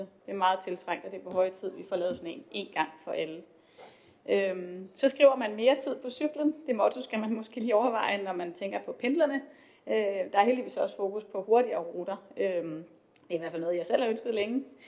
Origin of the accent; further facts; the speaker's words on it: Esbjerg, Southern Denmark, Denmark; som Jertingenser og også bare som Esbjergenser